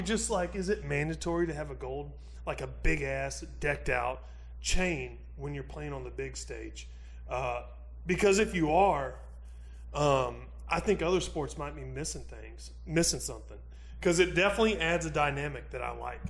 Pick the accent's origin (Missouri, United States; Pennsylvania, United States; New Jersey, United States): Missouri, United States; I'm from Missouri. I pull for the Cardinals.